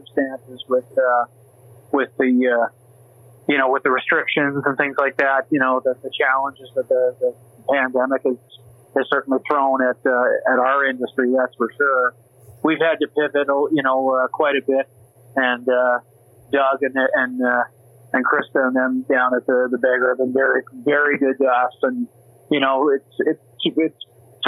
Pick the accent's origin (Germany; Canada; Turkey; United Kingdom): Canada; Saint John, New Brunswick; also born or lived in Grand Bay, New Brunswick / Toronto, Canada; now in Calgary, Canada; I'm originally from the Maritimes. I'm from St. John, New Brunswick originally, Grand Bay as well.